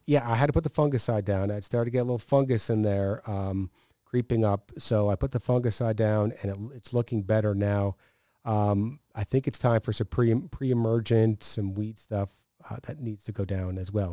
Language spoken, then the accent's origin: English; upstate New York, United States; moved away; growing up in upstate New York